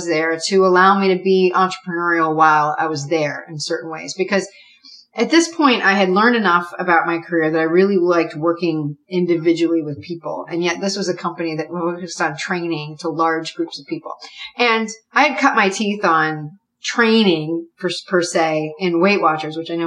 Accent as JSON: {"language": "English", "region": "New England", "country": "United States", "also_born_or_lived": "Dallas", "said": "New Englander"}